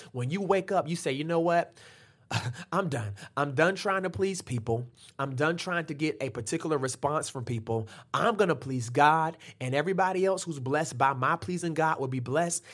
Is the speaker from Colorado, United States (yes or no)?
no; Norfolk, Virginia, United States; I grew up in Norfolk